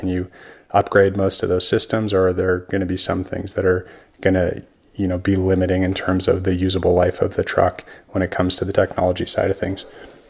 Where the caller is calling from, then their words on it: Oregon, United States; I'm calling you from Oregon.